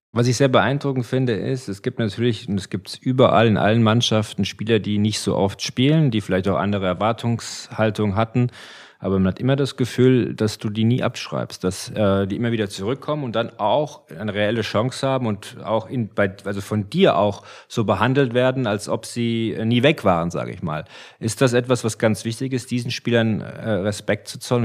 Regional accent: Frankfurt, Hesse, Germany; wir kommen ja von hier

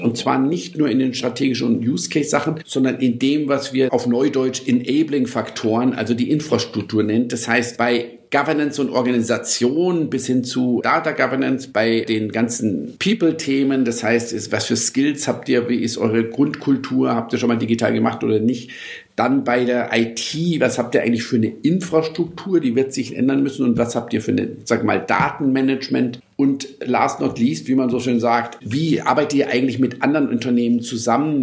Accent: Munich, Bavaria, Germany; also born or lived in Lisbon, Portugal; ich bin tatsächlich in Lissabon geboren und München aufgewachsen

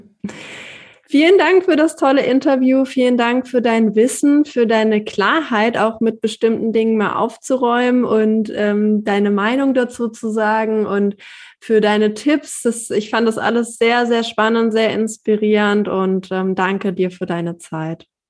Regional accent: Hanover, Lower Saxony, Germany; ich bin sehr zufrieden in meiner Heimat und ich bin hier auch groß geworden

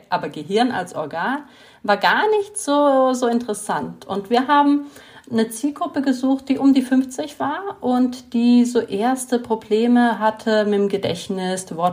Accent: Italy; born or raised there; moved away as an adult; now in Germany

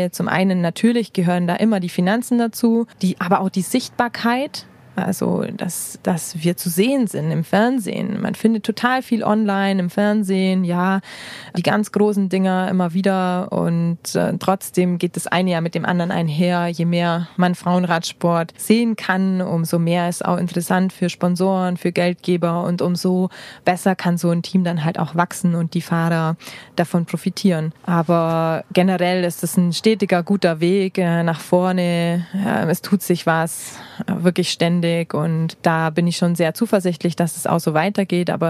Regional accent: Bavaria, Germany; Da habe ich das Allgäu nochmal richtig gut äh, kennengelernt. Ich liebe das Allgäu, ich liebe meine Heimat

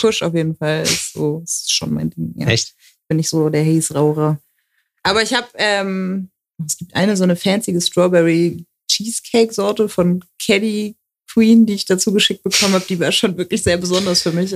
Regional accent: Hamburg, Germany; moved away as an adult; now in Frankfurt, Germany; ich bin in Hamburg geboren, ich habe mein ganzes Leben dort gelebt.

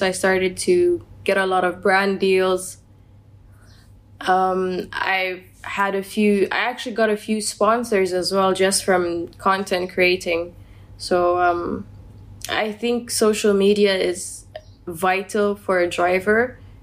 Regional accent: United Arab Emirates

